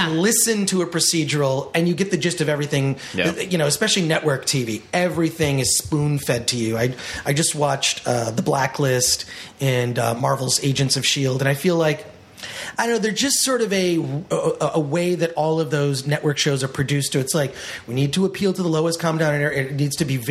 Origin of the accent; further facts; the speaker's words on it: Detroit, Michigan, United States; having grown up in Detroit, Michigan